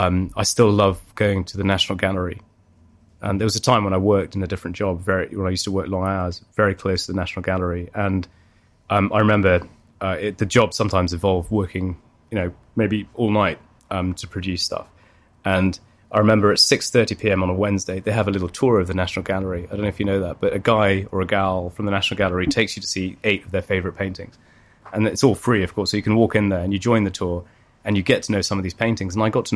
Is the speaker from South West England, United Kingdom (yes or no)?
no; Leicester, East Midlands, United Kingdom; now in London, United Kingdom; I've been here since 2001. But I grew up here as well from about 0 to 7, maybe 1 to 7. And then I grew up in Leicester.